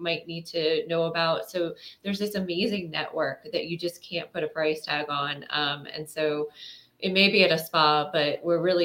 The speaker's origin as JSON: {"language": "English", "country": "United States", "also_born_or_lived": "United Kingdom", "said": "being an American overseas"}